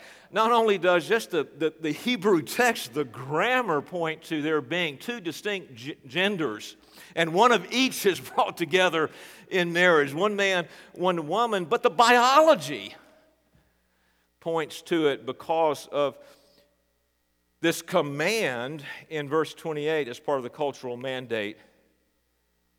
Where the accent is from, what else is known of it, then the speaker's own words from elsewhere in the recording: North Carolina, United States; moved away; also born or lived in Knoxville, Tennessee; I'm from North Carolina. Renee is from Indiana. God brought us together in Knoxville, Tennessee, and we were married.